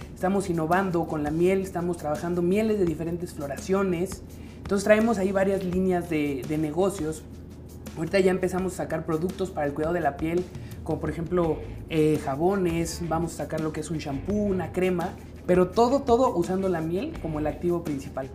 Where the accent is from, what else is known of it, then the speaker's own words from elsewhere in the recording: Mexico; un orgullo que tenemos como mexicanos